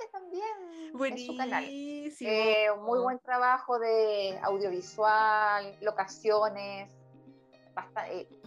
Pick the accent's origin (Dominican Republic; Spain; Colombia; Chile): Chile; Purén, Araucanía; no te tenía yo, yo soy de Purén. Me hiciste el día.